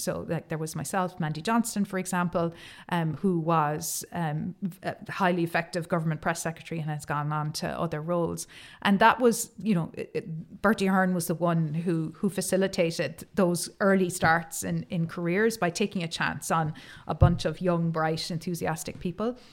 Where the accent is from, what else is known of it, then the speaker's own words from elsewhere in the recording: Cork, Munster, Ireland; I am from Cork